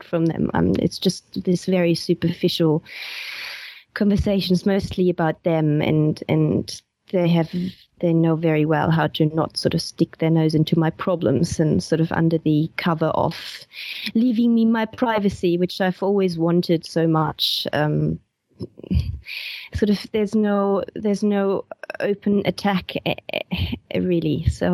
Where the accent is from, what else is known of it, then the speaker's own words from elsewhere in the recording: West Germany, Germany; moved away as an adult; I was born in East Germany originally, and then my parents moved to West Germany when I was 10.